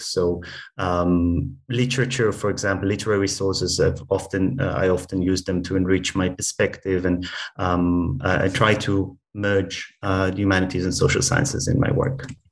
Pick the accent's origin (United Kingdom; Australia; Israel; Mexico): Israel; my personal background uh, is that I grew up in Israel